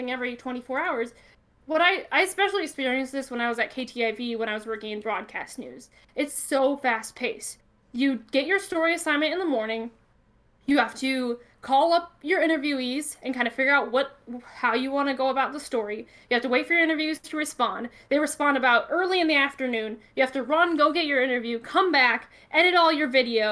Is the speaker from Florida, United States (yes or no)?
no; Northwest Iowa, United States; I'm from Northwest Iowa, which is a lot of smaller towns